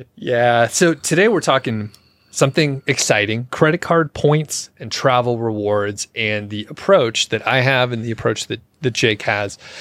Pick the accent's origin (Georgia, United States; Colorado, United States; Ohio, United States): Georgia, United States; Atlanta; moved away; I'm from Atlanta, so we used to fly Delta 'cause that was, like, the big hub out of there.